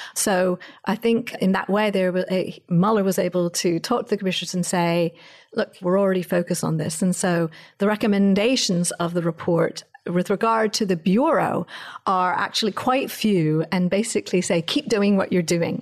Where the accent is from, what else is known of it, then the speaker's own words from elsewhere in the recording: England, United Kingdom; now in United States; I'm an American, but I actually grew up in England